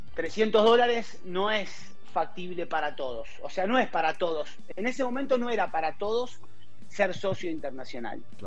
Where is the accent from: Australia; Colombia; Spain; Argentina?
Argentina; moved away as an adult; now in Mexico; soy argentino, vivo en México hace 12 años